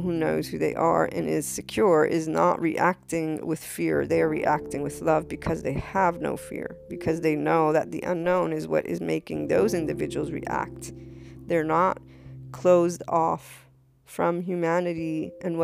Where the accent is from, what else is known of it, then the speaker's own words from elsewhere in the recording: United States; I'm American Italian